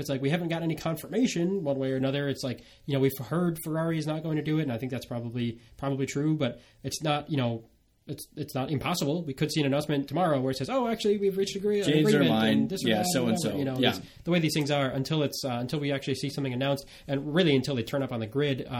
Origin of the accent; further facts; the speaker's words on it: United States